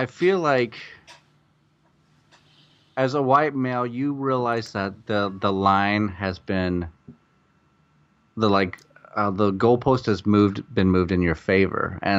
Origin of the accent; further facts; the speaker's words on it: Iowa, United States; moved away as an adult; also born or lived in Chicago; now in Los Angeles, United States; I came from Iowa, and I went to Chicago